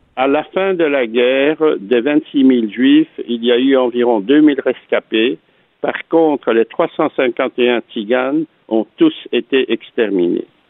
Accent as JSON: {"language": "French", "town": "Antwerp", "region": "Flanders", "country": "Belgium", "tie": "born or raised there", "said": "je suis né donc à Anvers, en Belgique, euh, en 1939"}